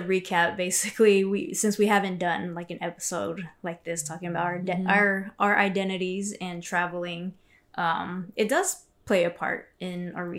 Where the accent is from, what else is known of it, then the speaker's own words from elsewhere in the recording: United States; me being Asian American woman as well.